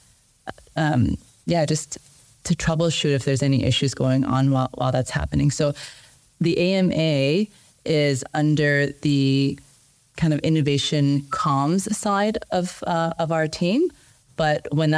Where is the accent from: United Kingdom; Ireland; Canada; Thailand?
Canada; I'm Canadian